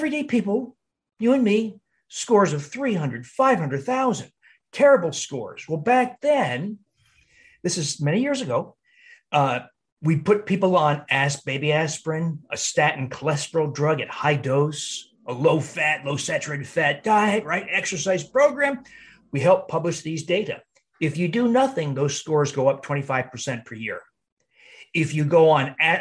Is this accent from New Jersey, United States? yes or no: yes; New Jersey, United States; moved away as an adult; also born or lived in Cleveland / Milwaukee; in New Jersey where I grew up